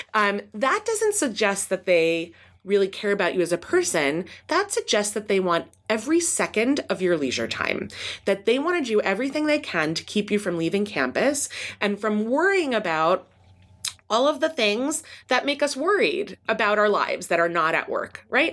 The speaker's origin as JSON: {"language": "English", "region": "East Coast", "country": "United States", "tie": "born or raised there", "also_born_or_lived": "Midwest", "moved": "as an adult", "lives_now": "California, United States", "said": "I grew up on the East Coast and then did my P H D in the Midwest and then came to California"}